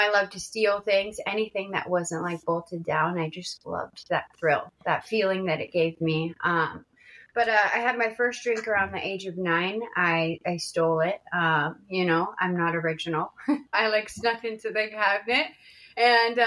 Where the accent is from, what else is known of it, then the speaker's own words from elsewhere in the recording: Washington, United States; I grew up in Washington State, not to be confused with Washington, D.C.